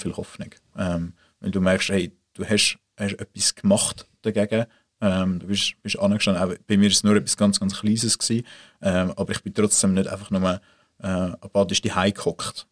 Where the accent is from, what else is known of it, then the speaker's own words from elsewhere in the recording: Swiss Plateau, Mittelland, Switzerland; das Mittelland, dort, wo ich aufgewachsen bin